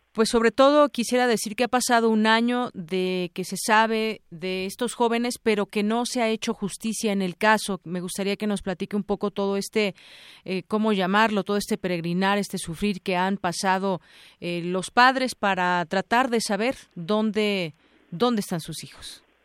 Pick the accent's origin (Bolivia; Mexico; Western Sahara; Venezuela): Mexico; quienes somos mexicanos